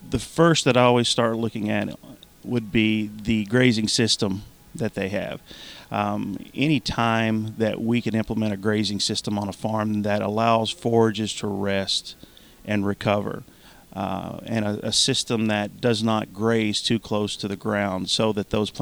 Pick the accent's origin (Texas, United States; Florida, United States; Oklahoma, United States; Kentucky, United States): Kentucky, United States; Eastern; I grew up in Eastern Kentucky, and like many others in Eastern Kentucky, we grew tobacco and cattle